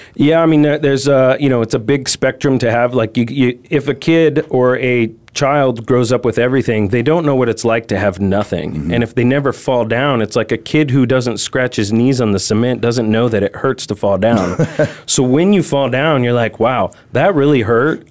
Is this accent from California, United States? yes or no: yes; California, United States; moved away as an adult; now in Arizona, United States; I'm originally from California, so I moved to Arizona